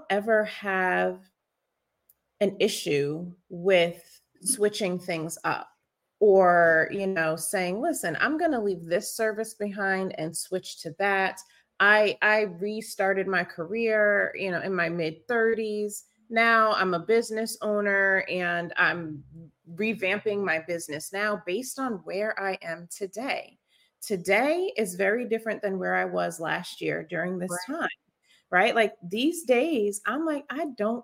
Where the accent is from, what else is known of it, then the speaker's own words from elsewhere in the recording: New York, United States; moved away as an adult; now in Maryland, United States; I grew up in New York and then I came here for college and I stayed